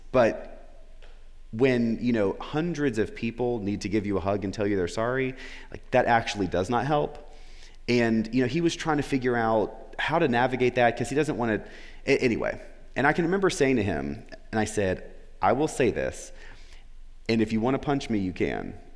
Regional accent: Florida, United States; moved away as an adult; also born or lived in Memphis; I was back where I grew up in Florida

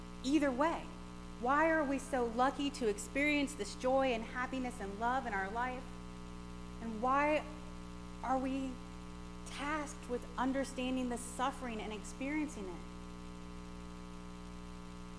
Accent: Gulf Coast, United States; growing up on the Gulf Coast and experiencing hurricanes

